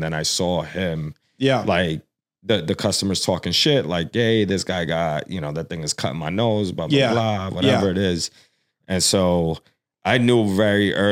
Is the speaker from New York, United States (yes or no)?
yes; New York City, New York, United States; first language Spanish; English is a second language; I was born in the Lower East Side.